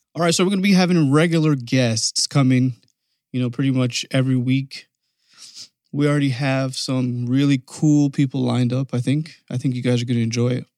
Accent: Canada; moved away; I'm from Canada

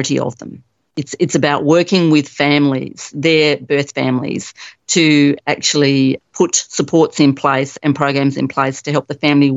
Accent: Tasmania, Australia; now in Gippsland, Australia; I grew up in Tasmania and I've ended up here in Gippsland, Victoria.

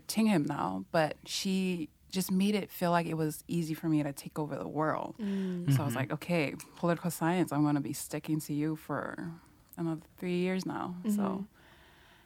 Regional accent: Tonga; English is a second language; now in Hawaii, United States; I'm from Tonga.

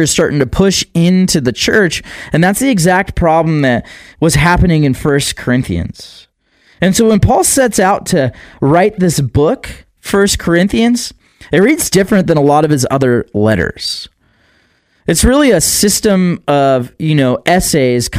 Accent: United States; we grew up in America, and a lot of us did grow up in America

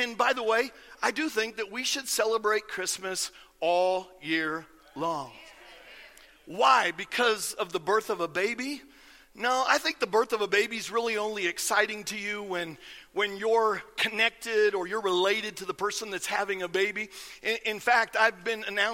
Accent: Iowa, United States; I grew up in Iowa, and I grew up kind of out in the country

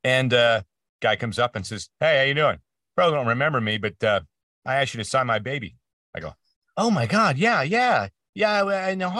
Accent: Canada; all my heroes growing up in Canada were across the border.

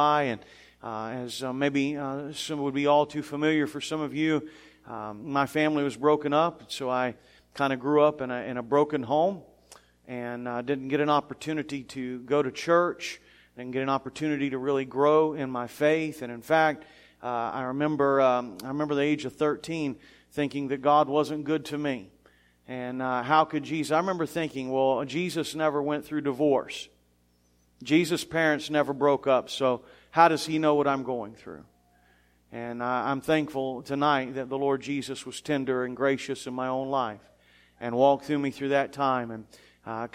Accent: South Florida, United States; also born or lived in Chattanooga, Tennessee; So I was born in Chattanooga, Tennessee, and I lived most of my life in South Florida

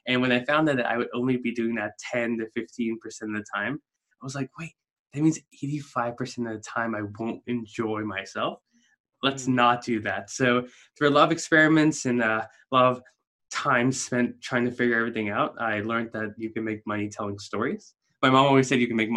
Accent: South Africa; moved away as an adult; now in United States; I'm a South African, immigrated to the States in December of 2007.

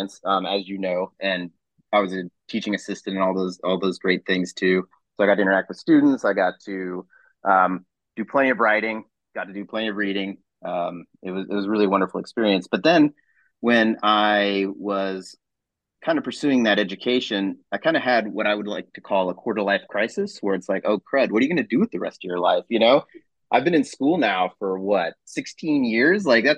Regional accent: Clay Center, Kansas, United States; also born or lived in Hays, Kansas; I grew up in Clay Center, Kansas, which is out east by Manhattan.

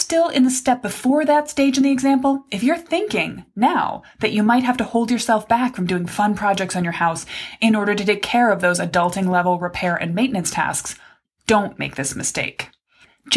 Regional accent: Midwest, United States; I was raised in the Midwest

